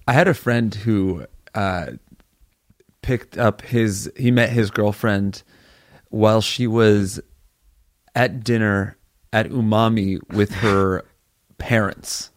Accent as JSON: {"language": "English", "town": "New Haven", "region": "Connecticut", "country": "United States", "tie": "born or raised there", "moved": "yes", "said": "New Haven, my hometown show."}